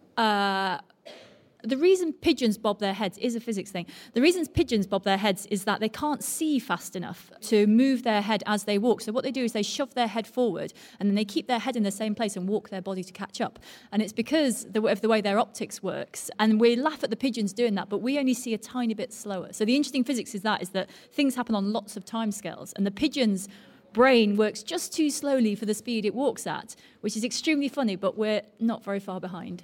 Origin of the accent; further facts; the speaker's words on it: Altrincham, North West England, United Kingdom; now in London, United Kingdom; I came from near here, actually. I was brought up in Altrincham, but I'm now in London